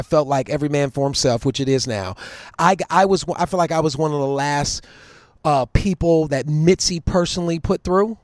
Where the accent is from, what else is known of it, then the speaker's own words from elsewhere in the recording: Cleveland, Ohio, United States; moved away; I was from Cleveland